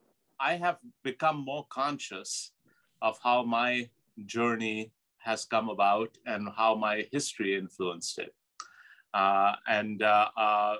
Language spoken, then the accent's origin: English; Pakistan; moved away as an adult; now in United States; growing up in Pakistan, used to big family gatherings